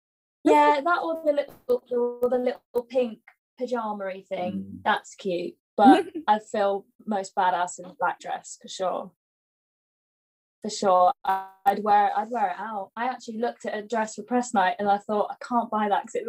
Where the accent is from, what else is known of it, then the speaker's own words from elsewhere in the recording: Bristol, South West England, United Kingdom; moved away; I'm most excited to go to Bristol. Because that's my hometown